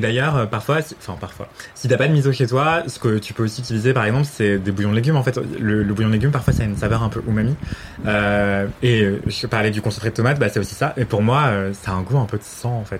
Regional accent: Martinique; je viens de Martinique

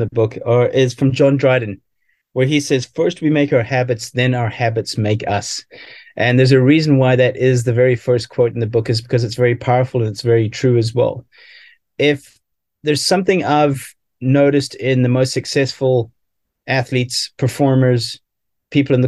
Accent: South Africa; growing up in South Africa, playing a lot of sports

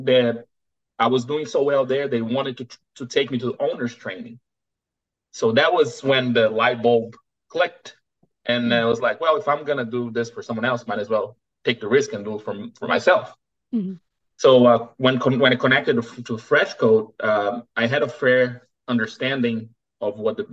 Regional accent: Brazil; moved away as an adult; also born or lived in United States; now in Houston, United States; I was born and raised in Brazil. I moved to the United States in 2005

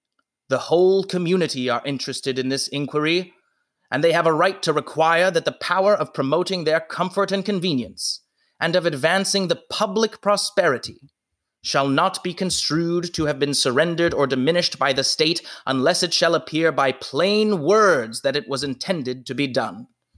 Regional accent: Maryland, United States; born there; Actually, I was born in Maryland, although I didn't spend much time there.

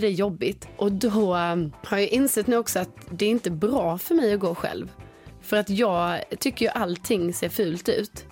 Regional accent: Sweden; som svensk

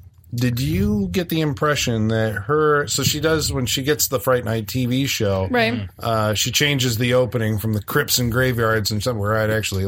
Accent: Midwest, United States; We're from the Midwest

